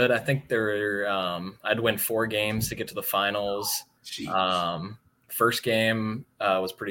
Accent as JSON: {"language": "English", "town": "Omaha", "region": "Nebraska", "country": "United States", "said": "Uh, I'm from Omaha, Nebraska, right in the heartland."}